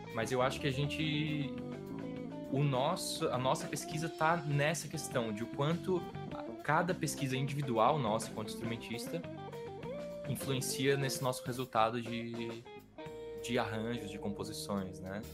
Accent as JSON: {"language": "Portuguese", "country": "Brazil", "said": "a gente é brasileiro"}